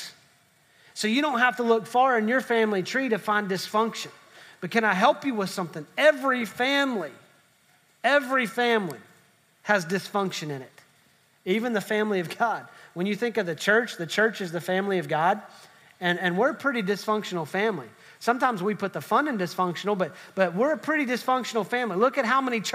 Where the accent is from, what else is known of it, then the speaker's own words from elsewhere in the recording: West Virginia, United States; I'm from West Virginia, so I'm just grateful my family tree branches